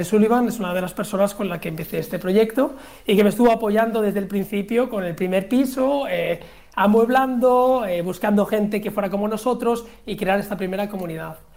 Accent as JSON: {"language": "Spanish", "country": "Spain", "said": "pero en Suiza nadie lo conocía. Y yo, como buen español, pues sabía las ventajas que esto podía tener."}